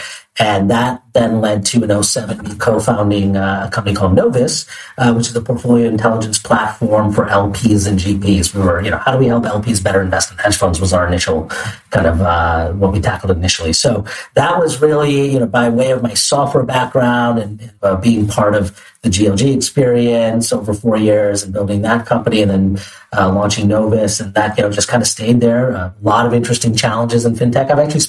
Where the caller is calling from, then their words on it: New York City, New York, United States; I'm calling in from New York City, sunny New York City, from our office by Bryant Park.